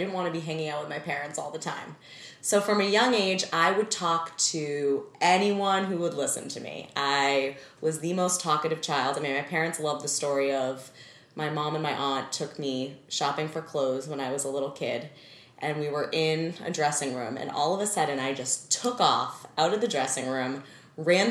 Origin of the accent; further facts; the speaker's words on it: Needham, Massachusetts, United States; I was raised in Needham, Massachusetts, suburb of Boston, as an only child